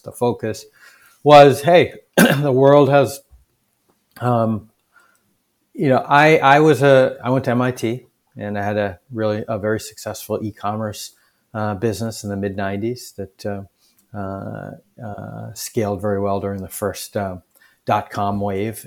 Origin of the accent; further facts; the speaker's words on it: Boston, Massachusetts, United States; a skinny Indian kid growing up in Boston in the seventies, um, and eighties